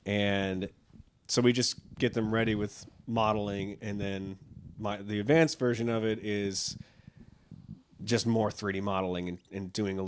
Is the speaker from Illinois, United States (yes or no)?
no; Buffalo, New York, United States; I'm originally from Buffalo, New York. Kind of the same situation when people ask where I'm from, I would say New York, and they'd always be like, New York City? Be like, no, it's more like Canada, New York. Really cold.